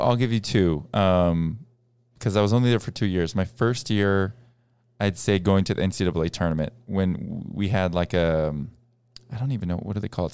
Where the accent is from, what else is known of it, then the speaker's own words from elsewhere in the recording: Boston, Massachusetts, United States; we grew up in Boston